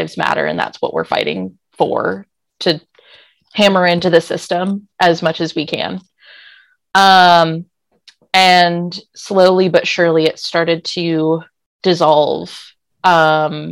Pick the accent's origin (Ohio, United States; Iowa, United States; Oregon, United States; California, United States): California, United States; San Francisco; now in Portland, United States; I'm from San Francisco